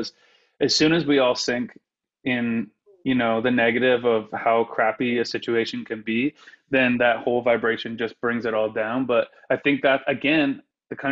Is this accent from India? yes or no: no; Elmvale, Ontario, Canada; moved away as an adult; also born or lived in Windsor / Toronto / New York; I'm from Elmvale, Ontario, and I always say it's 1,200 people, but it's not anymore.